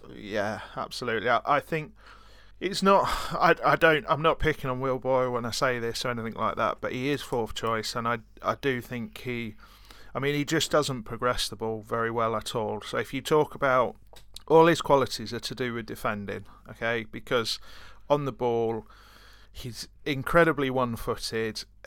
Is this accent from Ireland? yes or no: no; Brighton, South East England, United Kingdom; I'm from Brighton